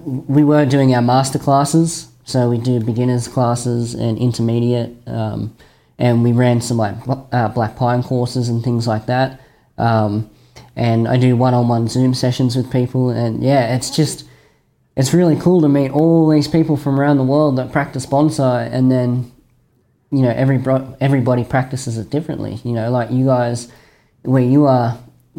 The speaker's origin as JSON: {"language": "English", "country": "Australia"}